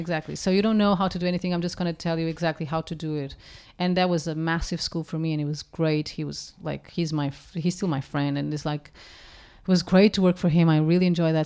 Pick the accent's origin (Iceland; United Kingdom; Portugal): Portugal; English is a second language; moved away; growing up in Portugal, we have the habit of cooking from scratch